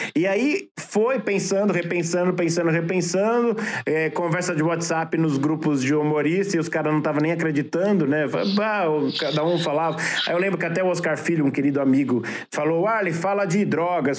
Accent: Brazil; I'm from Brazil

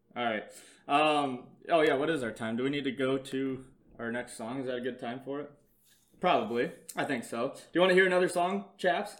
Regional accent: Iowa, United States

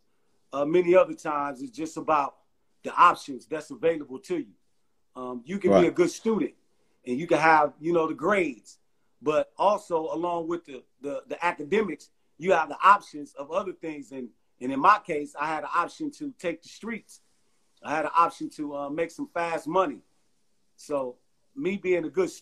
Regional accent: Milwaukee, Wisconsin, United States; I'm from Milwaukee, Wisconsin

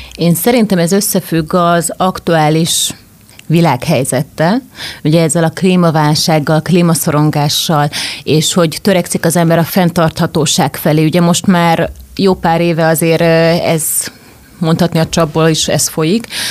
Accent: Zala, Hungary; moved away; also born or lived in Budapest; Zalába, ahol felnőttem

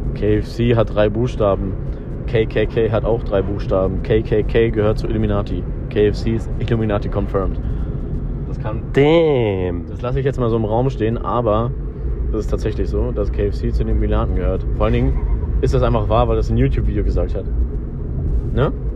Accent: Aachen, North Rhine-Westphalia, Germany; bei uns in Aachen

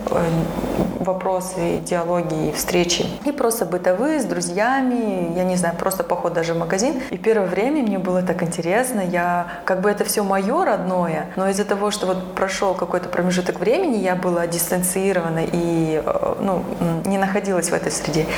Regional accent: Astana, Kazakhstan; moved away as an adult; now in Almaty, Kazakhstan; я, хотя родилась в Астане, и у меня семья здесь, все родственники

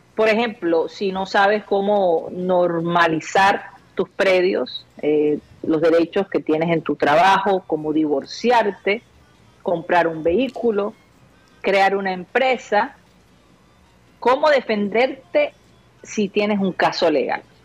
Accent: Barranquilla, Atlántico, Colombia; moved away; also born or lived in United States; cuando vivía en los Estados Unidos y regresaba a Barranquilla

